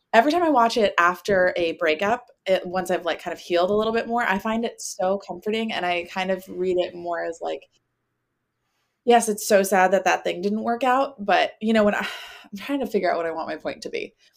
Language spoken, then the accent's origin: English; near Winter Garden, Florida, United States; Winter Garden near my hometown